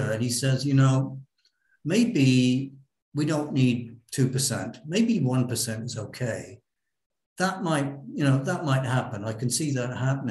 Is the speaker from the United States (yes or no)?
no; United Kingdom; moved away; we in the UK, we're both British